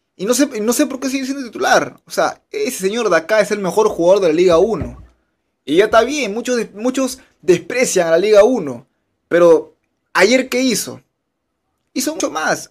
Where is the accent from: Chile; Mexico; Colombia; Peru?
Peru; como peruanos